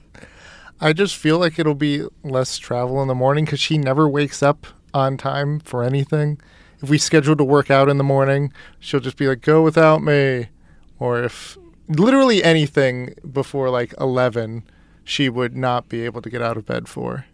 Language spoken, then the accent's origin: English; East Coast, United States; moved away; I grew up on the East Coast